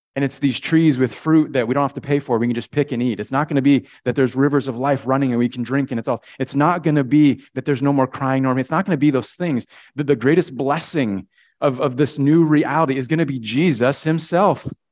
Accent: Connecticut, United States; when I was a kid, we grew up in Connecticut

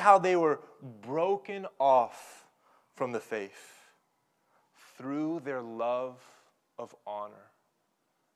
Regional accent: Oklahoma, United States; growing up in Oklahoma, I have a bedroom upstairs, and it's surrounded by trees

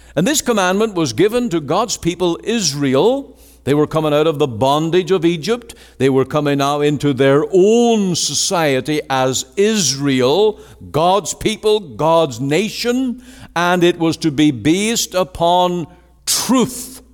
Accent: Ireland; now in Canada

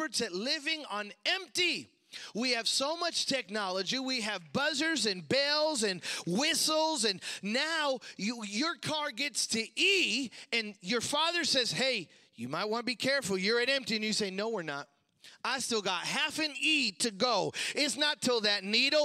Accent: Chicago, Illinois, United States; growing up in Chicago

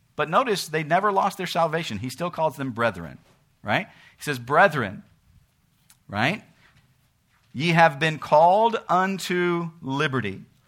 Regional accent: United States; we live in America. We're American citizens.

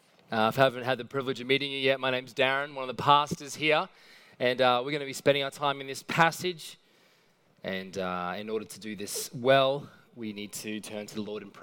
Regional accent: Mount Warren Park, Queensland, Australia; I grew up in Mount Warren Park, which is near Beenleigh Lee. Essentially kind of the economic dip between Brisbane and the Gold Coast.

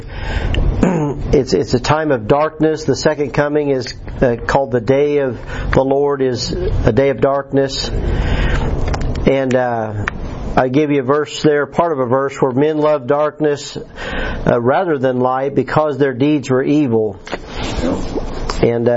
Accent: United States; moved away; At the Putnam County Fair, my hometown, our Putnam County

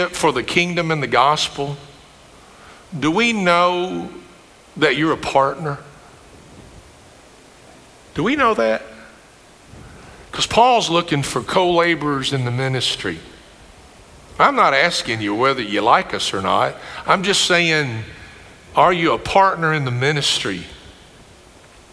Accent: Greene County, Kentucky, United States; I grew up with in Greene County

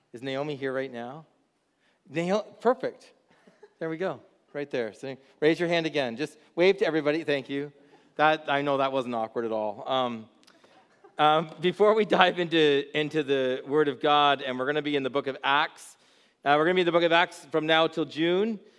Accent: Haldimand, Ontario, Canada; I grew up in Haldeman. I'm just outside of Bimbrick

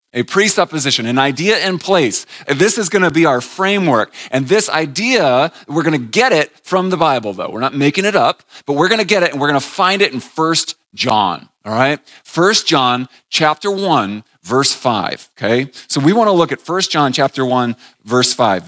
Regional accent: New England, United States; moved away; I grew up in New England, about an hour and a half north of Boston

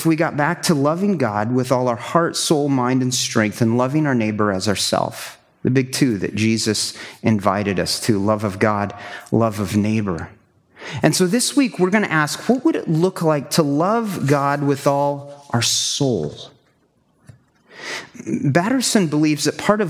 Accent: Kansas, United States; moved away as an adult; also born or lived in Wisconsin / southern Alberta; I'm a Kansas boy, flatlands

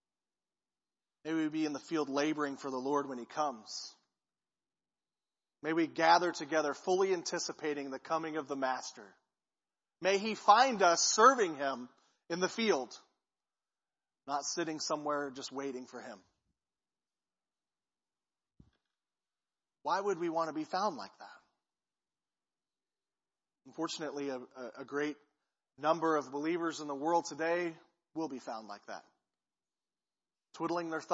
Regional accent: Peculiar, Missouri, United States; now in Clinton, United States; I grew up in Peculiar

